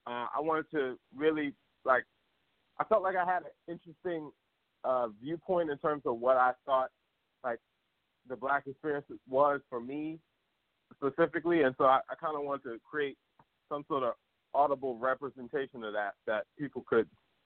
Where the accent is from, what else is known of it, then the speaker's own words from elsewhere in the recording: Philadelphia, Pennsylvania, United States; moved away as an adult; also born or lived in Upper Darby / New York; I'm from Philly.